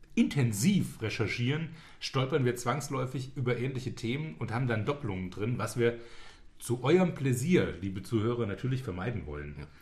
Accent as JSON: {"language": "German", "country": "Germany", "said": "als Deutscher"}